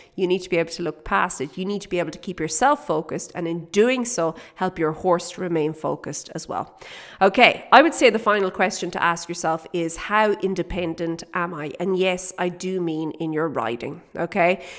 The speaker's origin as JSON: {"language": "English", "area": "Kildare", "region": "Leinster", "country": "Ireland", "tie": "born or raised there", "moved": "as an adult", "lives_now": "South Africa", "said": "we're from Kildare"}